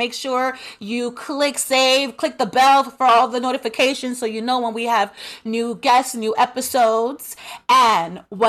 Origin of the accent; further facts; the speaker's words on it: New York City, New York, United States; Born and raised in Brooklyn, New York.